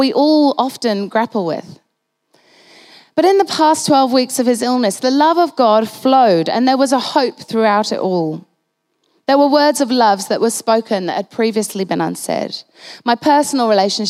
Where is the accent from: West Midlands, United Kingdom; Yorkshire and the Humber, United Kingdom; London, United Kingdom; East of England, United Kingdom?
Yorkshire and the Humber, United Kingdom; Halifax; I was born in Halifax in the north of England